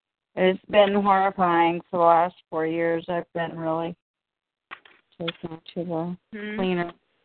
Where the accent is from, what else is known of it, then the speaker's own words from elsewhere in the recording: Alaska, United States; moved away; I used to be from Alaska. Now I'm here.